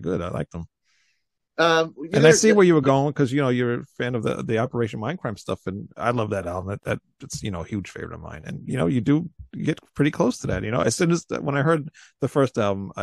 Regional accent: New York, United States; I'm just from New York

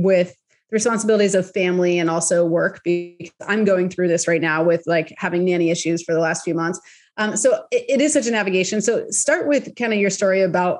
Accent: Bay Area, California, United States; I'm from the Bay Area

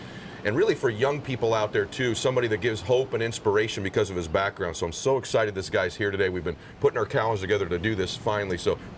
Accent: Southern California, United States; I grew up in Southern California. I grew up kind of lower middle class

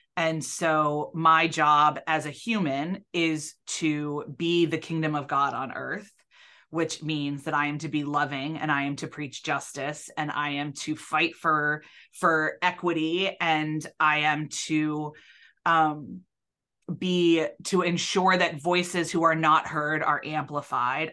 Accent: Yardley, Pennsylvania, United States; also born or lived in Kentucky / Belfast; when I grew up in Bucks County, I grew up in Yardley, I graduated from Pensbury

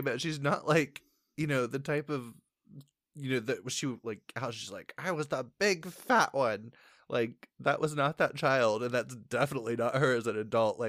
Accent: Indiana, United States; We are from Indiana.

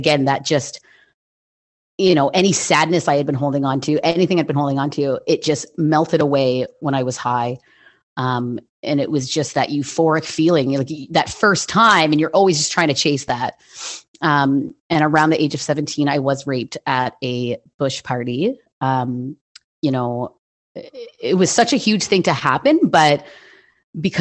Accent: Hamilton, Ontario, Canada; I was born and raised in Hamilton, Ontario, in Canada

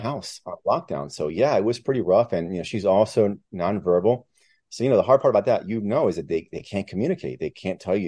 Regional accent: Miami, Florida, United States; English is a second language; moved away as an adult; also born or lived in Peru; I'm from Miami

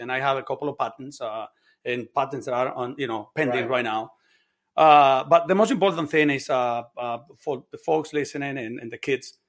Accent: Bronx, New York, United States; And another thing is growing up in New York. New York is a tough city. I grew up in the Bronx. It is a tough city.

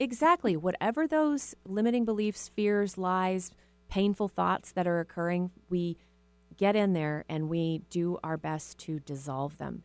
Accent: Texas, United States; now in Seattle, United States; I was raised in a small town in Texas

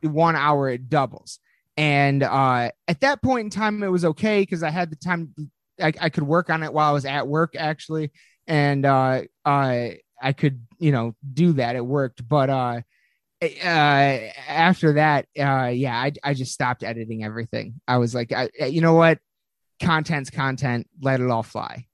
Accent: Lansing, Michigan, United States; we are from Lansing, Michigan.

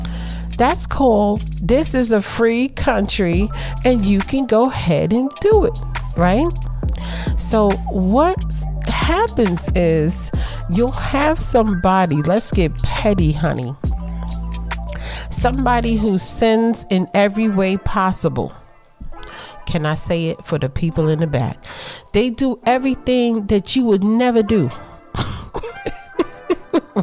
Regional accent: New York City, New York, United States; I grew up in Brooklyn

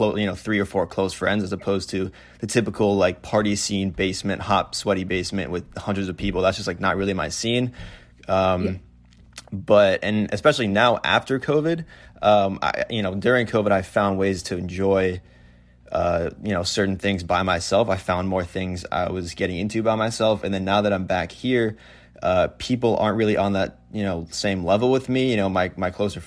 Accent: Fairfield County, Connecticut, United States; moved away as an adult; also born or lived in New Hampshire; I'm actually from Fairfield County in Connecticut. That's where I grew up.

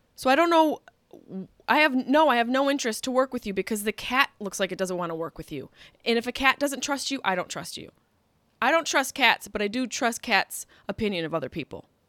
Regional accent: Liverpool, New York, United States; now in Los Angeles, United States; Liverpool, Cuse

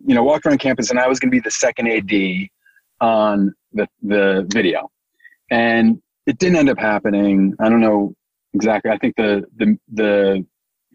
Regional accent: New York, United States; I grew up in New York

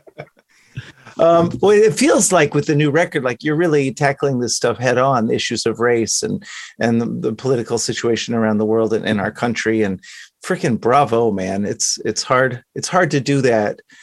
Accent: Dallas, Texas, United States; I grew up in Dallas

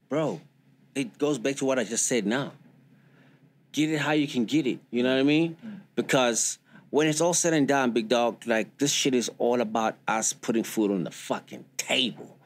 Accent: South Africa; that's where we come from, like as South African.

